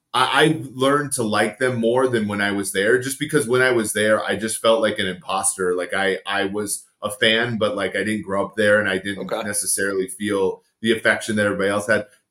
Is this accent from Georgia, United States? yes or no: no; Minnesota, United States; I grew up in Minnesota watching the Vikings